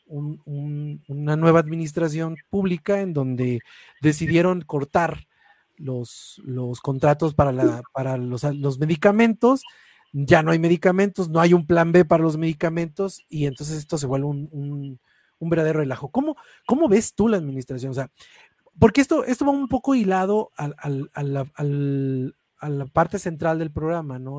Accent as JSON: {"language": "Spanish", "country": "Mexico", "said": "uno como mexicano"}